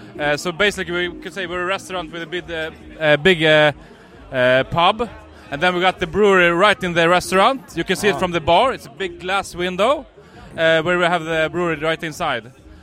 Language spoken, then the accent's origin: English; Uppsala, Uppsala County, Sweden; born and raised in Uppsala.